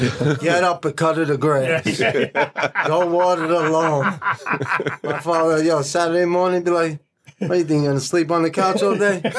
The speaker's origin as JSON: {"language": "English", "town": "Lawrence", "region": "New York", "country": "United States", "tie": "born or raised there", "said": "Lawrence, New York."}